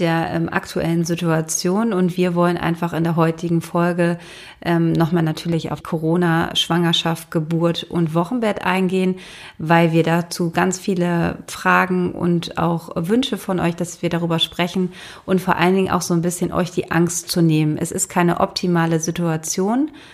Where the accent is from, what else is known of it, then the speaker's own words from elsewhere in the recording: Schleswig-Holstein, Germany; Und ich bin in Schleswig-Holstein aufgewachsen.